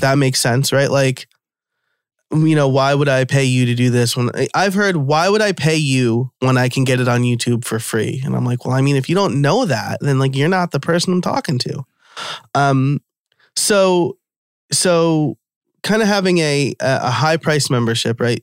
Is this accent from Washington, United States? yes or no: no; New York, United States; I'm from New York